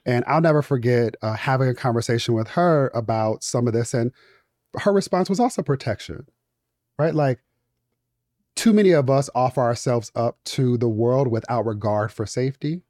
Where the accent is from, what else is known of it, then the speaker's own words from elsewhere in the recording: Inglewood, California, United States; I'm from Inglewood, California